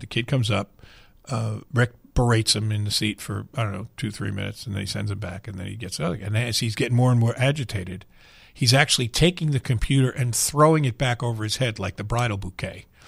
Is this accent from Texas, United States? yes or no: no; New York, United States; now in Louisville, United States; I grew up in New York where I rooted for whatever teams I did